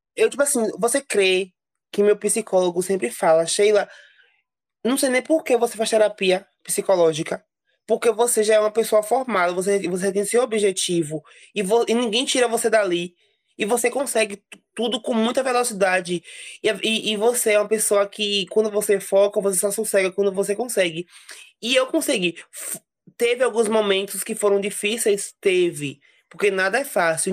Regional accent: Serrinha, Bahia, Brazil; na cidade onde eu nasci, em Serrinha

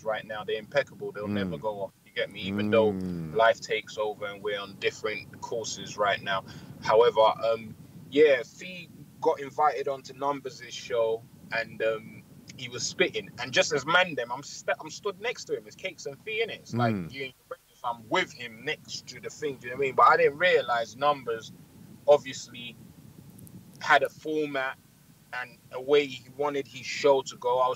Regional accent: Nigeria; I'm Nigerian.

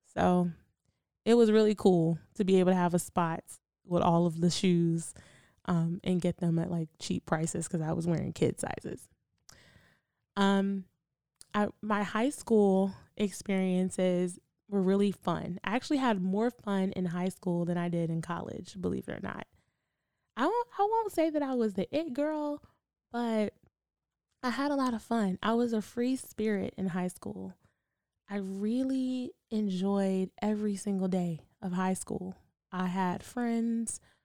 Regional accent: Durham, North Carolina, United States; Growing up in Durham was really interesting

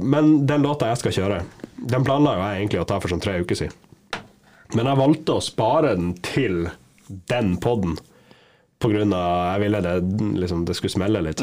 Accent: Lofoten, Nordland, Norway; jeg er fra Lofoten.

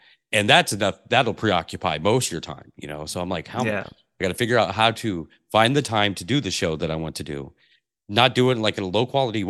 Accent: Pacific Northwest, United States; I grew up in the Pacific Northwest, and this is similar weather

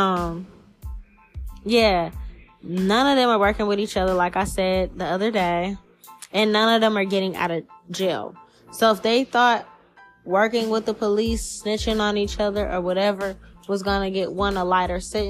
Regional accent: New Orleans, Louisiana, United States; now in Seattle, United States; their jurisdiction is New Orleans.

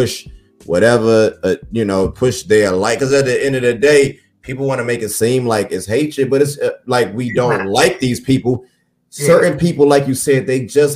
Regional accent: Washington, District of Columbia, United States; I'm from the D.C. where if you wasn't from D.C., you was a Bama.

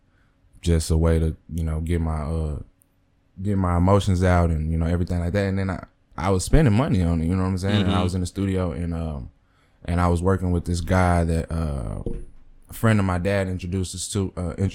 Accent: Mesquite, Texas, United States; I went to school out of Mesquite. I'm from Mesquite.

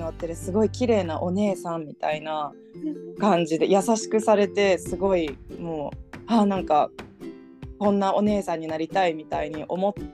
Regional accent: Brazil; born there; also born or lived in United States / United Kingdom; 実はあのアメリカの前にブラジルにも行ってたんですけどでブラジルで生まれたんですね実は。

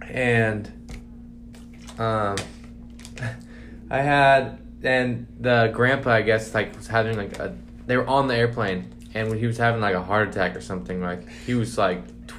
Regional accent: Buckley, United States; I'm from Buckley, though, so country thick.

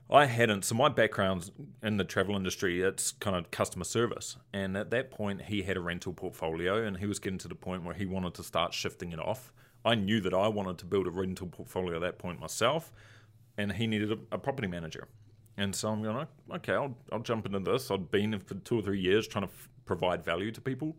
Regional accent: Christchurch, Canterbury, New Zealand; moved away as an adult; now in Chicago, United States; my hometown that we moved back to actually had a big earthquake

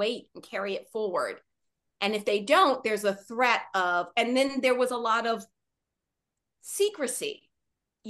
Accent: Washington, District of Columbia, United States; Growing up in Washington, D.C.

